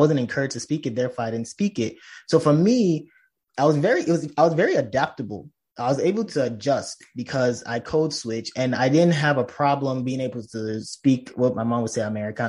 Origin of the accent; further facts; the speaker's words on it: Nigeria; now in Chicago, United States; And I moved to Chicago where I was with my mom. And it was easy because, of course, growing up in Nigeria, I mean, most people think that we're living in huts, but we have cable.